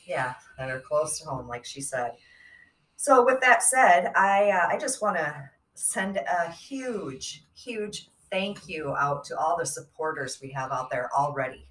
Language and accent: English; Midwest, United States; we're from Midwest, tri-state area